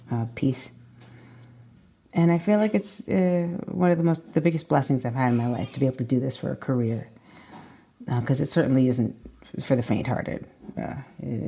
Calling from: Glen Spey, New York, United States; I'm signing in from Glen Spey, New York, upstate, two hours out of the city, because we've escaped to this little Nell in the woods.

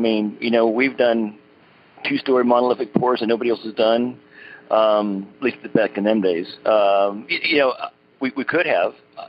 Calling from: Oklahoma, United States; I'm calling from Brokeder, Oklahoma.

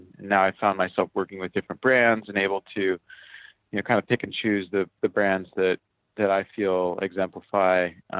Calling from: Honolulu, Hawaii, United States; Yeah, I'm calling in from Hawaii. I'm in Honolulu.

